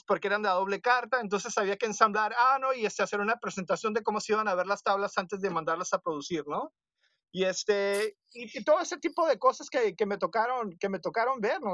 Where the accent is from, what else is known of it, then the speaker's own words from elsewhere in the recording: northwest Mexico, Mexico; nosotros en el noroeste de México somos muy gringos